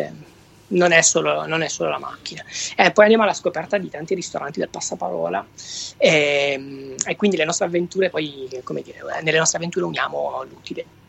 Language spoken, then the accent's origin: Italian; Venosa, Basilicata, Italy; now in Bologna, Italy; il mio accento non, non tradisce, sono originale della Basilicata